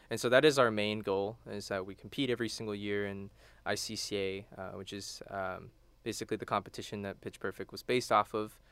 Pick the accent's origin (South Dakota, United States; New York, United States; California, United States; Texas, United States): Texas, United States; Houston; moved away as an adult; now in College Station, United States; I'm from Houston.